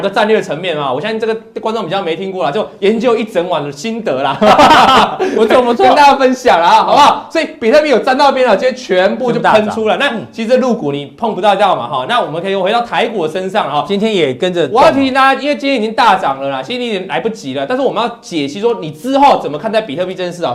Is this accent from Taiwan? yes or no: yes; Taiwan; 我们台湾话